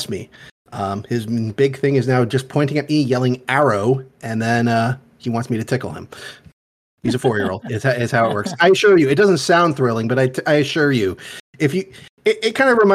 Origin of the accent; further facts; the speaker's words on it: Edison, New Jersey, United States; I'm originally from Edison. I grew up in the southern part of Edison